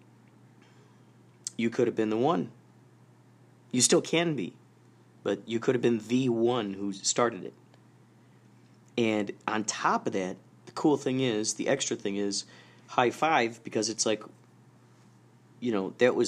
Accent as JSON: {"language": "English", "town": "Carol Stream", "region": "Illinois", "country": "United States", "tie": "born or raised there", "said": "I grew up in Carroll Stream, Illinois"}